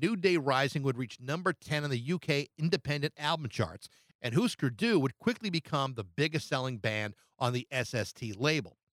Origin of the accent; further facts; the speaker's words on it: small town south of Boston, Massachusetts, United States; moved away as an adult; also born or lived in Milwaukee, Wisconsin; I had grown up in a small town forty-five minutes south of Boston, a sheltered little place of less than nine thousand people.